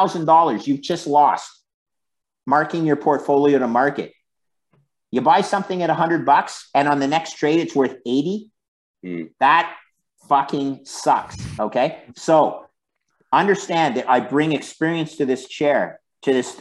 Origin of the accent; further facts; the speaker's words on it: Canada; we're Canadian